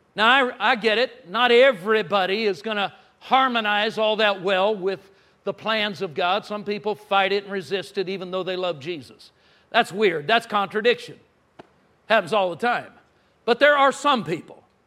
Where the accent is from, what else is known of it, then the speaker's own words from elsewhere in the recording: Southern California, United States; now in Texas, United States; I grew up in Southern California.